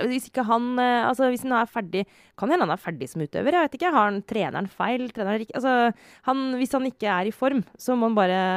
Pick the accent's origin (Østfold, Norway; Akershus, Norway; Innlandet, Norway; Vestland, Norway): Akershus, Norway; Romerike; born or raised there